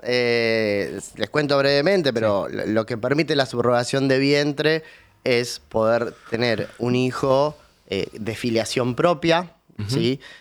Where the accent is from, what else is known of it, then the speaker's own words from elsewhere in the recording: Río Gallegos, Santa Cruz, Argentina; now in Buenos Aires, Argentina; nací en Río Gallegos